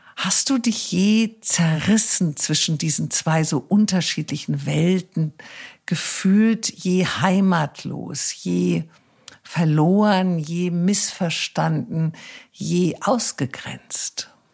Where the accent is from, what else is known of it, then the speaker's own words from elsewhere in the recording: Wiesbaden, Hesse, Germany; moved away; Ich bin ja in Wiesbaden aufgewachsen